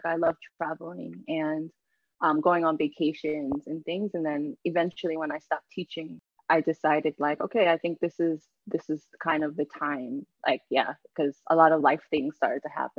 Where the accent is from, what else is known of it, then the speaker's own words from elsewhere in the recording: Yonkers, New York, United States; also born or lived in Jamaica / Mount Vernon, New York; Okay, so I'm from Jamaica. Well, I was born in Jamaica, and then I moved to New York when I was a baby. So I'm from immigrants. A lot of my family still lives in Jamaica.